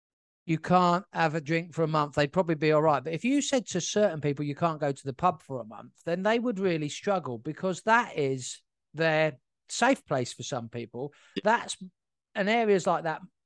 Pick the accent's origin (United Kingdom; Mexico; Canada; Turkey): United Kingdom; South Coast, England; I was born in 1980 on the South Coast.